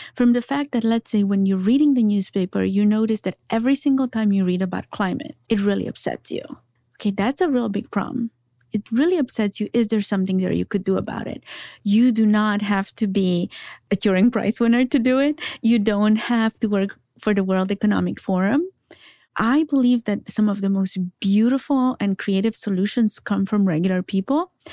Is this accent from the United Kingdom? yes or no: no; Transylvania, Romania; I was raised in Transylvania by my grandparents.